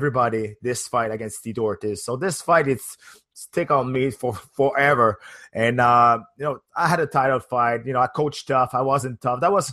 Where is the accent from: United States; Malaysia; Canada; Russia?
Canada; as a Canadian